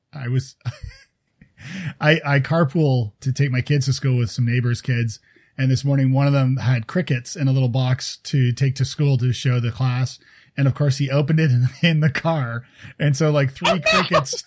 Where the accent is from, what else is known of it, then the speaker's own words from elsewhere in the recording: Toronto, Ontario, Canada; moved away; I'm from Toronto originally.